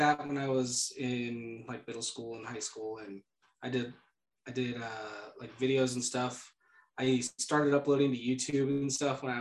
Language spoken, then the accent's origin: English; San Diego, California, United States; now in Idaho, United States; I grew up in San Diego